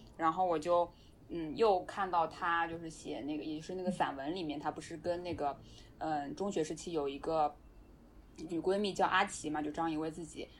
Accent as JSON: {"language": "Chinese", "country": "China", "said": "我们中国人讲要面子嘛"}